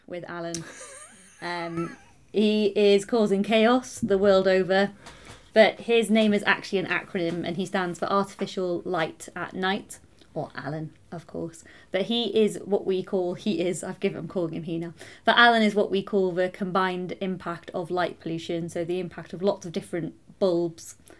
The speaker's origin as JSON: {"language": "English", "area": "Anglesey", "region": "Wales", "country": "United Kingdom", "tie": "born or raised there", "also_born_or_lived": "Manchester", "said": "So originally I was born in Manchester, in Greater Manchester, and my parents moved us over to Anglesey when I was 7 years old"}